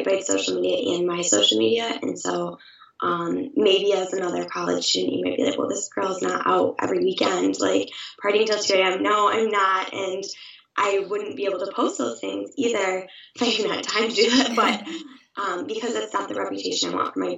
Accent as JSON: {"language": "English", "town": "Saginaw", "region": "Michigan", "country": "United States", "said": "I'm originally from Saginaw, Michigan"}